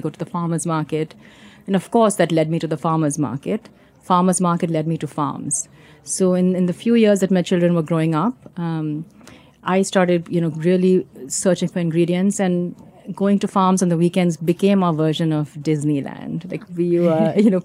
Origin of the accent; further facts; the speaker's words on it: India; moved away as an adult; now in United States; I come from India. I'm an immigrant